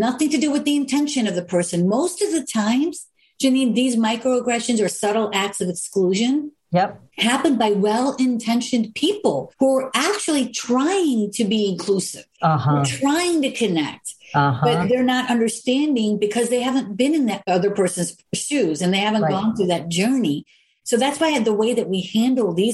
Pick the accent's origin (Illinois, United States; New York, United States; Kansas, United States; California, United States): Illinois, United States; Chicago; I'm from here. I'm from Chicago.